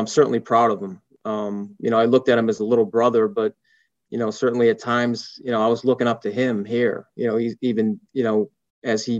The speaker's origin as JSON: {"language": "English", "town": "Boston", "region": "Massachusetts", "country": "United States", "tie": "born or raised there", "moved": "as an adult", "said": "growing up in Boston and having such a big family, we were always together"}